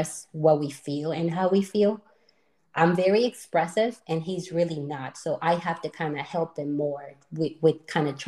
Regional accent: Colombia; moved away; We're both from Colombia, but we actually met here

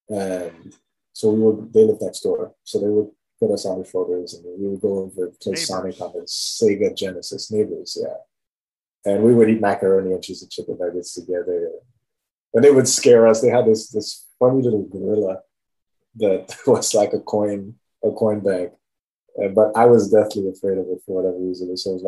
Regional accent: Haiti; I want to start with family. Growing up, like, especially, like, let's say from the earliest time

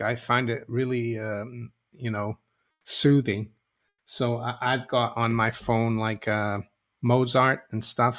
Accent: Brazil; moved away; I was growing up in Brazil, when we are going to school

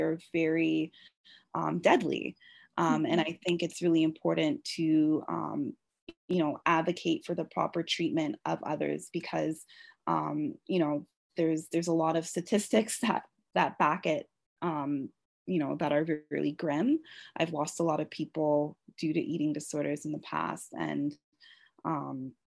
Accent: Toronto, Ontario, Canada; I'm from Toronto, born and raised

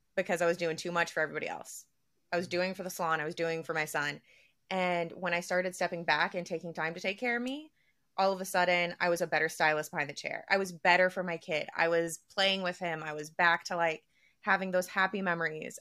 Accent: the South, United States; we're all from the South

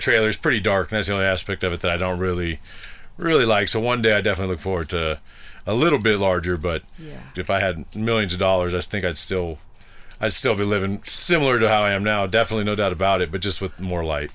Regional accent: Bay Area, California, United States; moved away; I'm from the Bay Area in California.

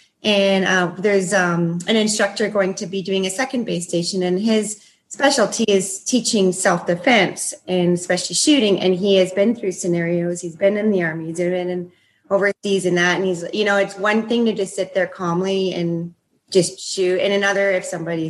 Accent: Canada; now in Bend, United States; I am a Canadian originally. I live in Bend, Oregon.

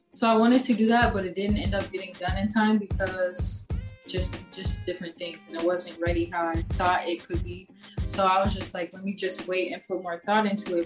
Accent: Dallas, Texas, United States; moved away as an adult; now in Los Angeles, United States; I'm from Dallas. Um, I moved to LA in like what was it? August 2019.

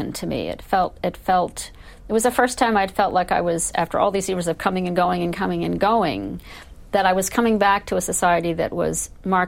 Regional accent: United States; I'm an American

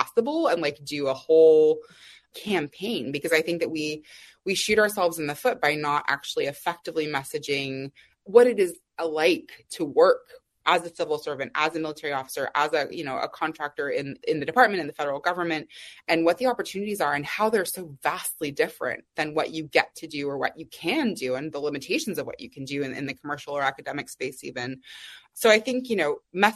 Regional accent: Austin, Texas, United States; I grew up in Austin, Texas.

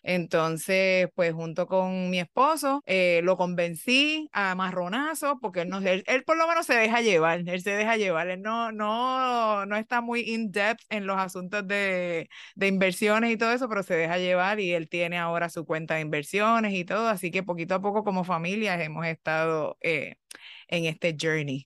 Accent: Puerto Rico; soy puertorriqueña

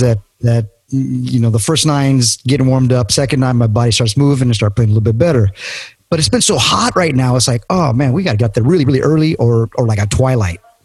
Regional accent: California, United States; Growing up in California

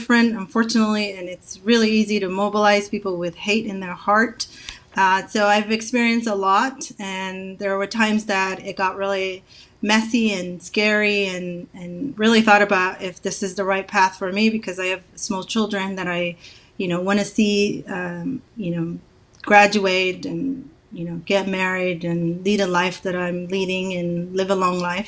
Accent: Somalia; now in Oregon, United States; we're both from Somalia

